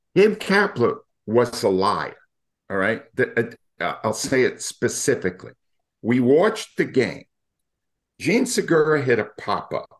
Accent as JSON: {"language": "English", "region": "Rhode Island", "country": "United States", "tie": "born or raised there", "moved": "as an adult", "lives_now": "Philadelphia, United States", "said": "I grew up in Rhode Island"}